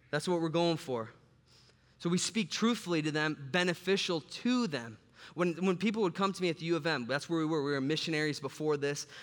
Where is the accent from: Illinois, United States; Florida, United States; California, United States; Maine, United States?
Illinois, United States; Chicago; moved away; I'm from Chicago